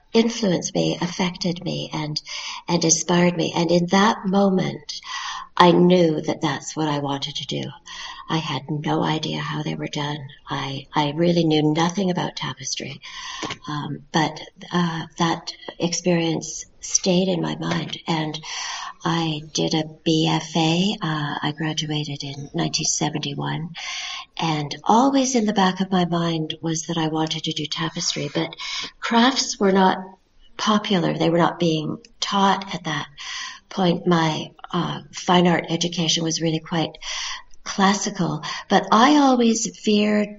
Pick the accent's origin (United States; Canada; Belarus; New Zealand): Canada; I'm a Canadian tapestry artist.